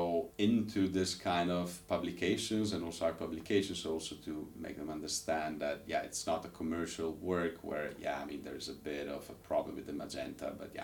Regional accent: Ravenna, Emilia-Romagna, Italy; being born and raised in Italian city, there's Ravenna

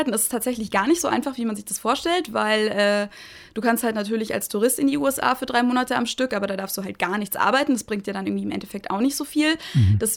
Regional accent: Munich, Bavaria, Germany; ich komme aus München, ich habe in München studiert an der LMU

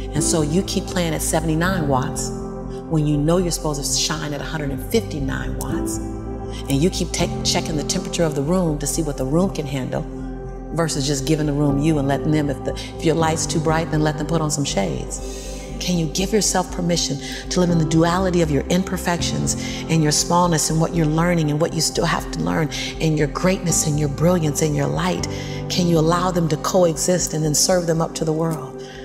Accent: Los Angeles, California, United States; born and raised in South Central

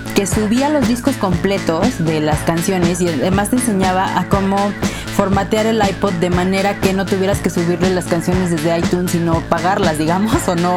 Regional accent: Puebla, Mexico; moved away as an adult; now in Mexico City, Mexico; Yo soy de Puebla, pero empecé a trabajar aquí en una editorial

